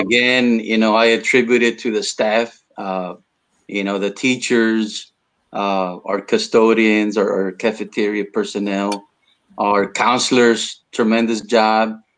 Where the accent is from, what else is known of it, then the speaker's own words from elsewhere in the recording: South Texas, United States; first language Spanish; English is a second language; here in south texas we we have our own vernacular